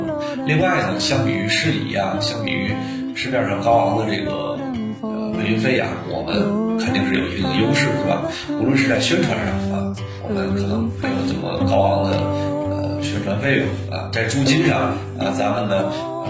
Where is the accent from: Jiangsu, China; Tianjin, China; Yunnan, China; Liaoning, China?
Liaoning, China; 我呢是来自于辽宁啊。